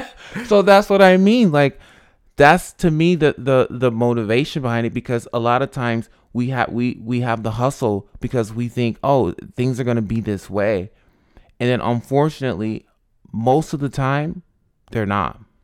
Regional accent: Albany, New York, United States; moved away as an adult; also born or lived in Rochester, New York; now in Los Angeles, United States; I was born in Rochester, but I grew up in Albany

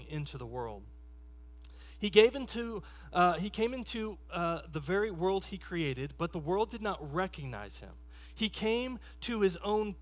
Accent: Texas, United States; in my growing up in Texas, we didn't do a Christmas ham. We did a Christmas brisket.

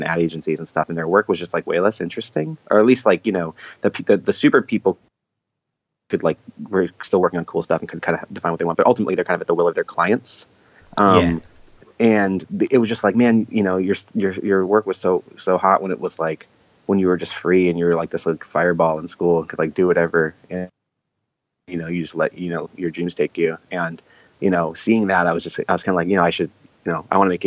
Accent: Boston, Massachusetts, United States; moved away as an adult; also born or lived in Florida; I'm from Boston

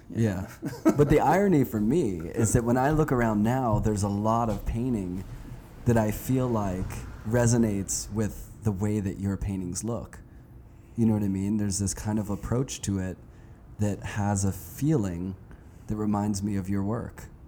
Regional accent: Pittsburgh, Pennsylvania, United States; I'm from Pittsburgh. I grew up there

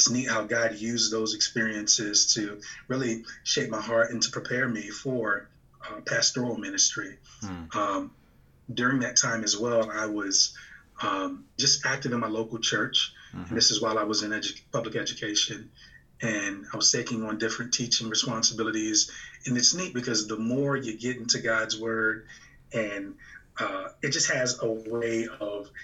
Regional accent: Virginia, United States; moved away as an adult; now in Michigan, United States; I'm originally from Virginia

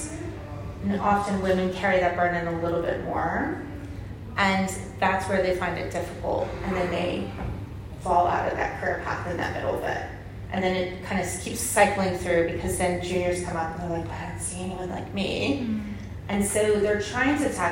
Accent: United States; now in United Kingdom; I'm American

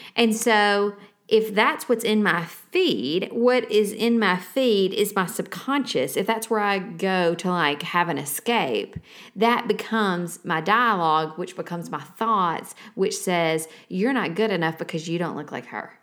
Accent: the South, United States; we are from the South

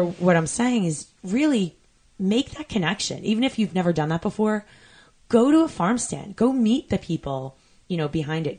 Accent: Long Island, New York, United States; I grew up in New York on Long Island

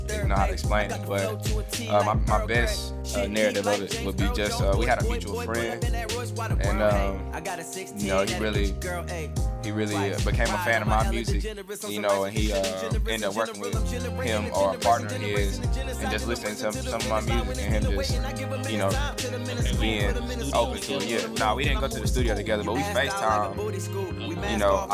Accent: Columbus, Mississippi, United States; also born or lived in Detroit, Michigan; I'm from Columbus, Mississippi. I was actually born in Detroit

